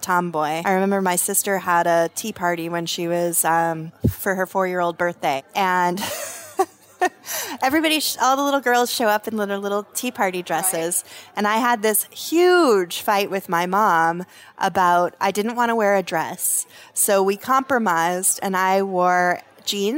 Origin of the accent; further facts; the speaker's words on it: Los Alamos, New Mexico, United States; also born or lived in Santa Fe, New Mexico; I was raised in Los Alamos, New Mexico. That's where I was born. We moved to Santa Fe later